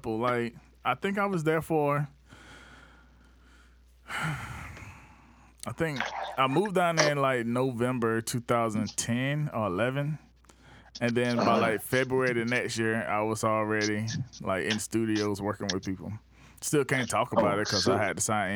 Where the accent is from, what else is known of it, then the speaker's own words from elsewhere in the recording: Batesburg-Leesville, South Carolina, United States; now in Charleston, United States; I say, Batesburg, Leesville